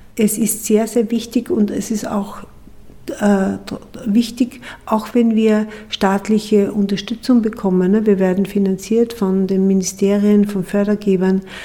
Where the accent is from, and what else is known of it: Austria